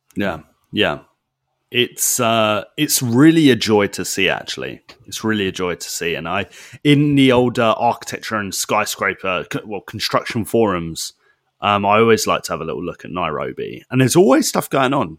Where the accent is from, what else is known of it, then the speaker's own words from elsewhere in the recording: United Kingdom; I'm a Brit